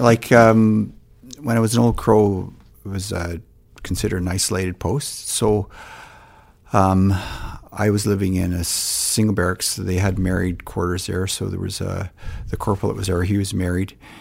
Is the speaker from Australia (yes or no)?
no; Surrey, British Columbia, Canada; moved away as an adult; also born or lived in Whitehorse, Yukon / Cochrane, Alberta / Lethbridge, Alberta; I grew up, um, I guess you'd say on the West Coast in Surrey, B C